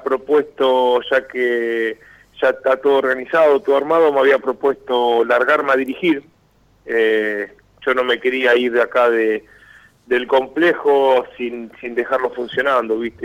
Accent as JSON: {"language": "Spanish", "town": "San Andrés de Giles", "region": "Buenos Aires Province", "country": "Argentina", "said": "yo tengo un complejo acá en mi pueblo, en San Andrés de Giles"}